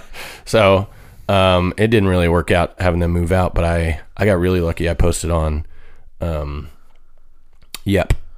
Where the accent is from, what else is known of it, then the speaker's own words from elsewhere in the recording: Lakin, Kansas, United States; moved away; I'm from a town called Lakin